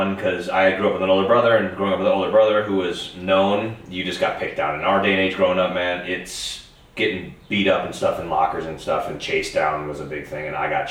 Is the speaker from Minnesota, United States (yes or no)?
yes; Minnesota, United States; Because I'm from Minnesota.